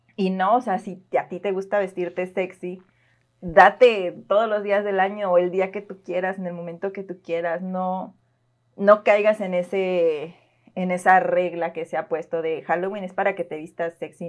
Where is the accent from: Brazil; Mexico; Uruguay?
Mexico; como buenos mexicanos que nos invitamos a la fiesta